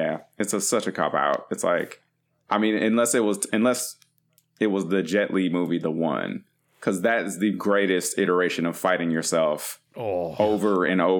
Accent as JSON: {"language": "English", "region": "Michigan", "country": "United States", "tie": "born or raised there", "said": "Growing up in Michigan"}